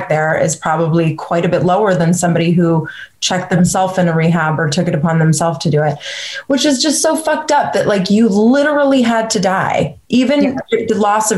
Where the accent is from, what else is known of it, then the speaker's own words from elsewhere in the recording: Bay Area, California, United States; I grew up in the Bay Area